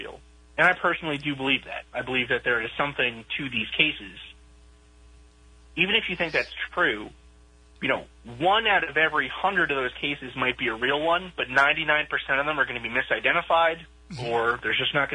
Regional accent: New York, United States; moved away; also born or lived in Boston, Massachusetts; growing up in New York and then living in Boston and New England for so long

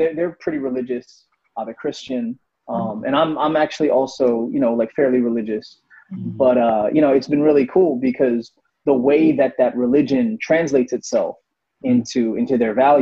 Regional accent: Delaware, United States; I grew up in Delaware

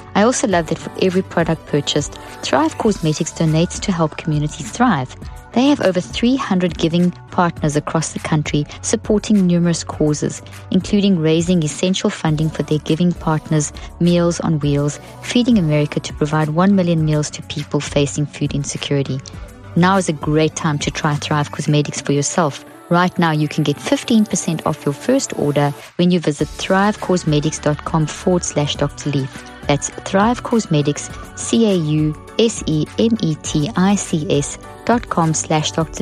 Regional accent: Pretoria, Gauteng, South Africa; I grew up in South Africa. In it was a nightmare in a place called Pretoria, which is the capital. And when I was a child, we lived on a in a beautiful home

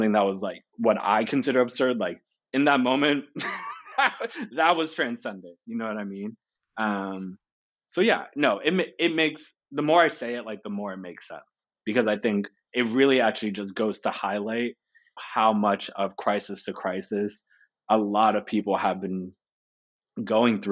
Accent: the Poconos, Pennsylvania, United States; I grew up in the Poconos

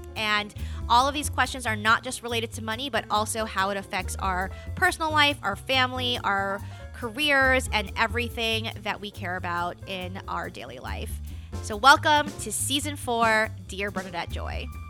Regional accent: New York City, New York, United States; also born or lived in Charlotte, North Carolina; now in Asheville, United States; I grew up in New York City

